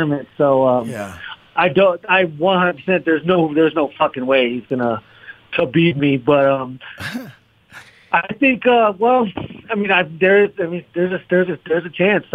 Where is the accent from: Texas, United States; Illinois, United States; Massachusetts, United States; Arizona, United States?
Arizona, United States; We're both from Arizona, both Arizona State champions, both Mexican Americans